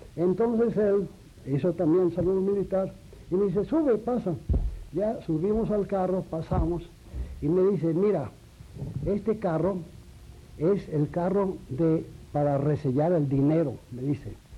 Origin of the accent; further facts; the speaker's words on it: Aguascalientes, Mexico; moved away; also born or lived in Mexico City; varias casas ocupamos en toda la, estancia de mi vida en Aguascalientes hasta el año de 1917 en que yo dejé eh, mi tierra, dejé Aguascalientes para venir a la capital